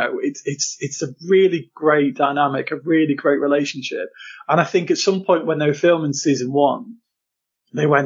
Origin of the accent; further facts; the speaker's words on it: Lincolnshire, East Midlands, United Kingdom; I grew up in Lincolnshire, pretty rural Lincolnshire, for most of my life.